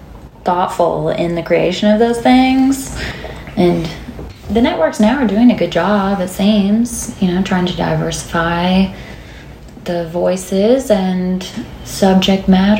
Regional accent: Rainesville, Alabama, United States; moved away as an adult; also born or lived in Tuscaloosa, Alabama; now in Nashville, United States; I'm from Northeast Alabama, a small town called Rainesville. Not much going on there. Then I moved to Tuscaloosa to go to school at University of Alabama, and then I moved here.

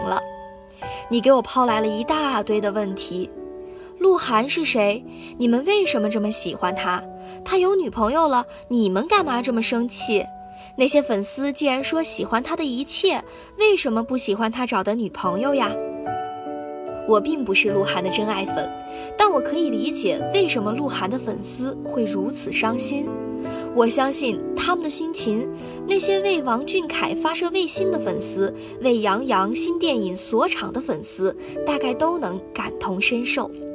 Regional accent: Guangzhou, Guangdong, China; moved away as an adult; now in Nanjing, China; 来自广东广州。我在南京大学，距离我的家乡一千三百六十七公里

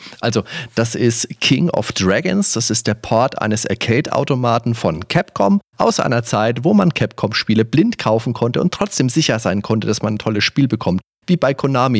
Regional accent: Würzburg, Bavaria, Germany; das war bei uns in Würzburg

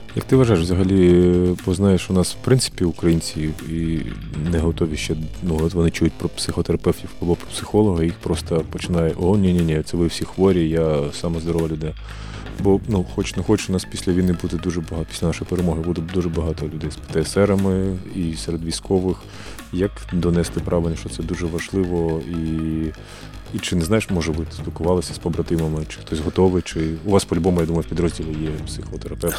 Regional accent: Kharkiv, Kharkiv Oblast, Ukraine; я сам з Харкова

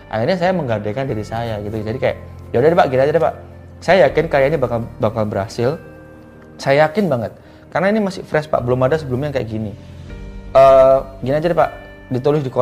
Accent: Java, Indonesia; Misalnya saya orang Jawa ya, saya menggunakan karya berbahasa Jawa.

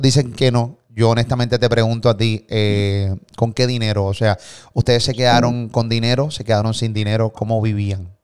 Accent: Puerto Rico; de Puerto Rico

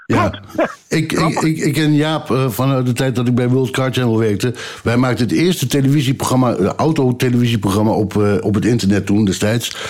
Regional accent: Ommen, Overijssel, Netherlands; moved away; ik kom uit Ommen namelijk, van origine

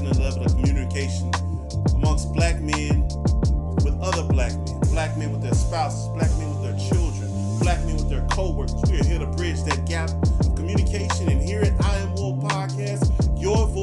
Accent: the South, United States; I'm Southern. Not necessarily country.

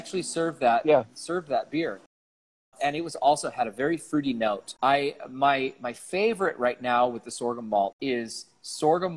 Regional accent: Oregon, United States; I'm from Oregon

